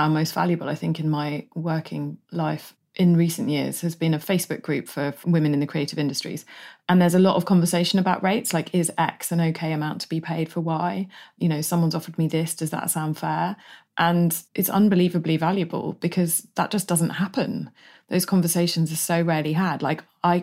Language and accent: English; United Kingdom; being British